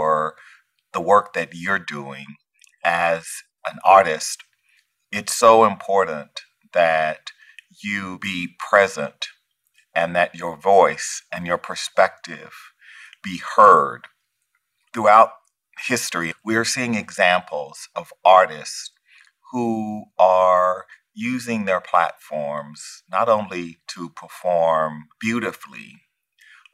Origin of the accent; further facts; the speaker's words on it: rural Louisiana and then Texas, United States; I was born in 1959 in America. And as a poor Black boy in rural Louisiana and then Texas